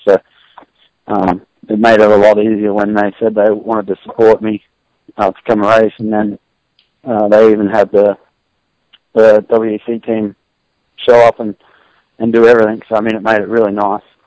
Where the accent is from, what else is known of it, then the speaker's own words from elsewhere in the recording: Australia; moved away as an adult; now in United States; growing up in Australia